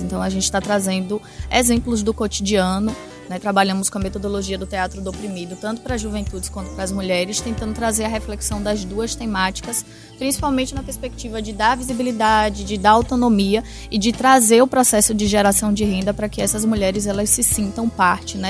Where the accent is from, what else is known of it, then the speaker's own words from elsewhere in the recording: Bahia, Brazil; sou da Bahia